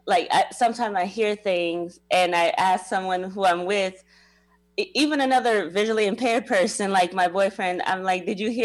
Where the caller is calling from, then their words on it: Springfield, Illinois, United States; Springfield, Illinois.